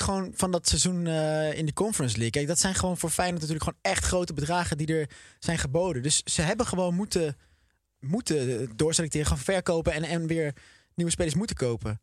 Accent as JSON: {"language": "Dutch", "town": "Oosterbeek", "region": "Gelderland", "country": "Netherlands", "said": "Ik kom zelf uit Oosterbeek. Ehm, maar ik, voel me ook wel Arnhemmer."}